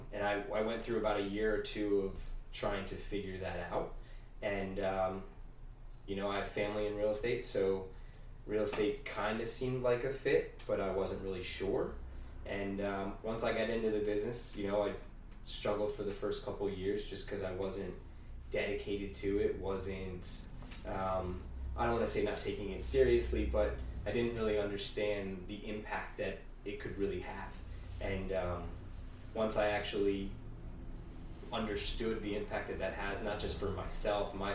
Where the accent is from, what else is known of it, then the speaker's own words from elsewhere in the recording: the Poconos, Stroudsburg, Pennsylvania, United States; I actually grew up in the Poconos. Went to Strasburg High School